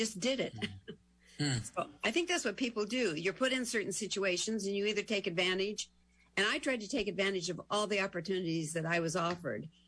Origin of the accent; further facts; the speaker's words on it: Montana, United States; moved away; also born or lived in California; I was raised in Montana